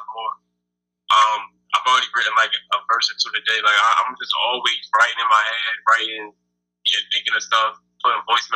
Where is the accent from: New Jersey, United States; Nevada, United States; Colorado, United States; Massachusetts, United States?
New Jersey, United States; moved away as an adult; now in Chicago, United States; I'm a rapper from Jersey